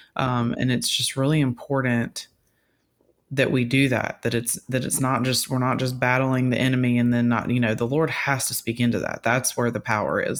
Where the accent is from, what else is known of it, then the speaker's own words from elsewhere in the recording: Louisiana, United States; I grew up in Louisiana hunting